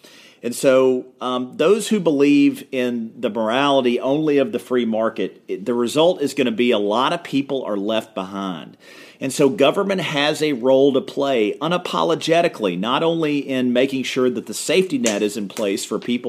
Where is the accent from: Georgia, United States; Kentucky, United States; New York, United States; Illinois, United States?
Kentucky, United States; in my home state, the most reliable provider of Wi-Fi in rural Kentucky is a damn McDonald's.